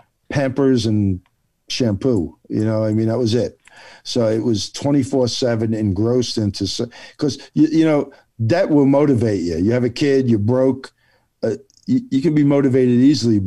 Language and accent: English; New Jersey, United States; moved away; I'm Italian and from Jersey